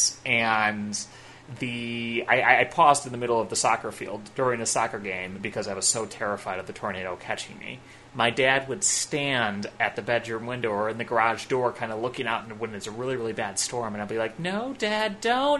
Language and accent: English; Midwest, United States; I grew up in the Midwest